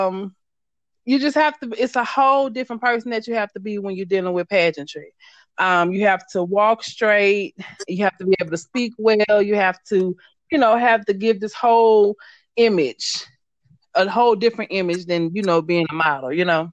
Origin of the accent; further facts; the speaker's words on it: Baton Rouge, Louisiana, United States; moved away as an adult; now in Georgia, United States; I am from Baton Rouge, Louisiana